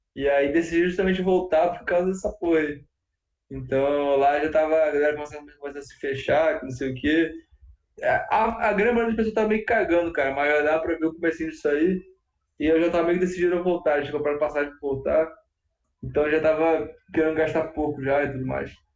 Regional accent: Rio de Janeiro, Brazil; eu sou carioca

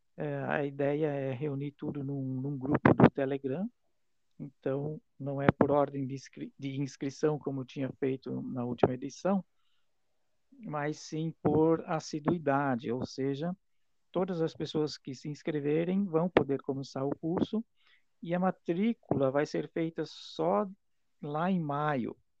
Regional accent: Itaiópolis, Santa Catarina, Brazil; now in Rio do Sul, Brazil; sou natural da cidade de Itaió e eu moro em Rio do Sul há muito tempo já

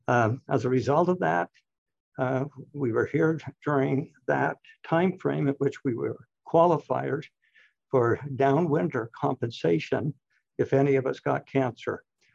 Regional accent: St. George, Utah, United States; moved away as an adult; also born or lived in Blackfoot, Idaho; And then we moved in 1961 to St. George, Utah. A little bit different then than it was now. 5,000-6,000 people, one traffic light. And so it was a whole different growing up.

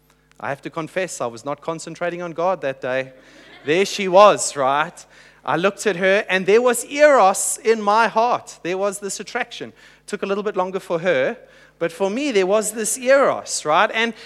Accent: Hong Kong; now in Adelaide, Australia; And so I just said we're new to Adelaide, and we're originally from Hong Kong.

